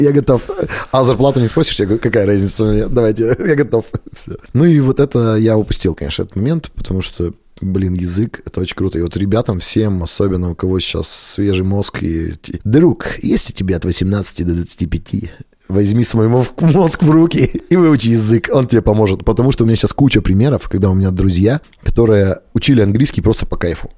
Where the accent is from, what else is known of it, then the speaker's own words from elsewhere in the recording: Kalinino, Perm Krai, Russia; also born or lived in Dijon, France; now in Perm, Russia; я сам из Калинина, это где Белогорский монастырь, вот село у нас